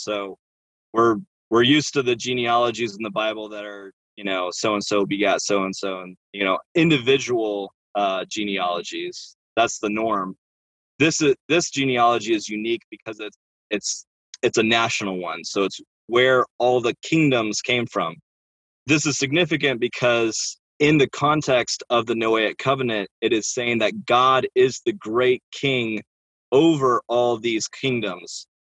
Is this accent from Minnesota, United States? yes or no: no; Oregon, United States; I, I grew up in Oregon